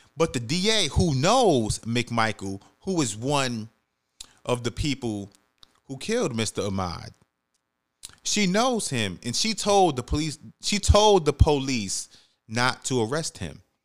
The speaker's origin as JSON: {"language": "English", "town": "New York City", "region": "New York", "country": "United States", "tie": "born or raised there", "moved": "yes", "said": "I'm from the Bronx, New York. I was born and raised"}